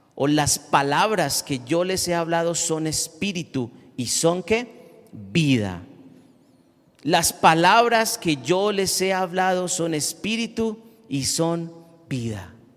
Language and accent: Spanish; Colombia; nosotros como colombianos